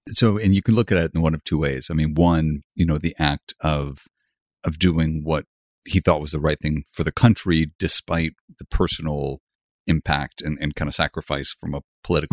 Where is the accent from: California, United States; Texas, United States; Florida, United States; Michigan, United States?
Michigan, United States; Grand Rapids; moved away as an adult; I grew up in Grand Rapids, it's a pretty small town